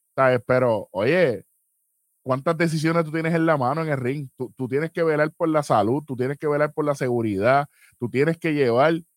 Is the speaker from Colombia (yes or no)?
no; San Juan, Puerto Rico; yo me crié toda la vida en San Juan